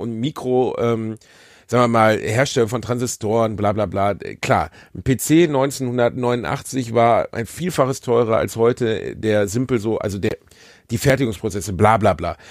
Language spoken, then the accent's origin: German; Gelsenkirchen, North Rhine-Westphalia, Germany; ich komme aus Gelsenkirchen, so also bei uns heißt das Satanisten